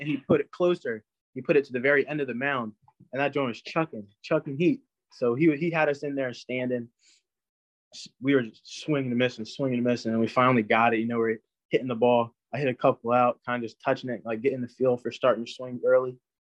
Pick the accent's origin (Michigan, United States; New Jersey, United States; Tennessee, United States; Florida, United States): New Jersey, United States; I'm from New Jersey